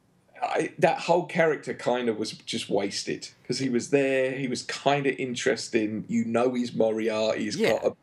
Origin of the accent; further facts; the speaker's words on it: England, United Kingdom; moved away; also born or lived in Peoria; being an Englishman